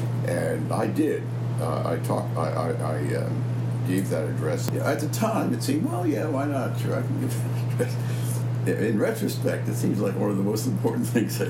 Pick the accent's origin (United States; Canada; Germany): United States; Malvern, Pennsylvania; moved away as an adult; now in Cambridge, United States; I grew up in a small town in Pennsylvania called Malvern, M-A-L-V-E-R-N. It's about 25 miles west of Philadelphia. So I grew up in Malvern, family of four kids. My father was a small businessman.